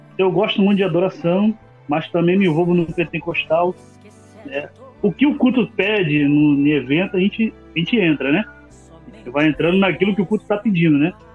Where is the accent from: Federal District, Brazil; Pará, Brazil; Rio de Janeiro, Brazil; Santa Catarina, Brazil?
Rio de Janeiro, Brazil; Eu sou do Rio de Janeiro, tenho 33 anos